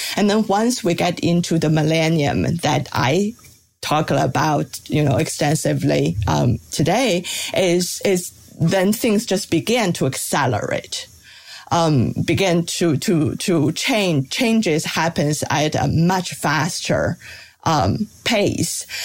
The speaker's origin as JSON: {"language": "English", "country": "China", "tie": "born or raised there", "moved": "yes", "said": "I, I grew up in China"}